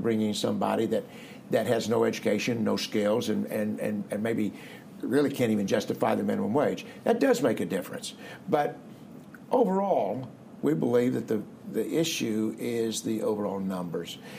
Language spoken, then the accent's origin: English; Marshfield, Missouri, United States; moved away as an adult; also born or lived in Columbia, Missouri / Grand Rapids, Michigan / Cincinnati, Ohio / Dallas, Texas; I grew up in the Missouri Ozarks, not all that far away, uh, near Springfield, little town of Marshfield, Missouri, uh, 2,500 people